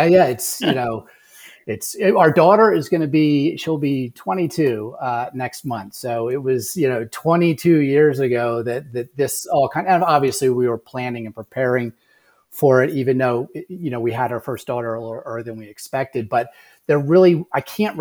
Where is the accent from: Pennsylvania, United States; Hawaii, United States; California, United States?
Pennsylvania, United States; just north of Philadelphia; moved away as an adult; also born or lived in Vail, Colorado; I grew up just north of Philadelphia